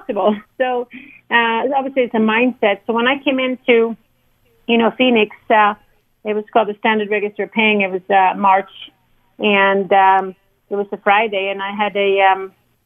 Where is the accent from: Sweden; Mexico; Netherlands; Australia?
Sweden; growing up in Sweden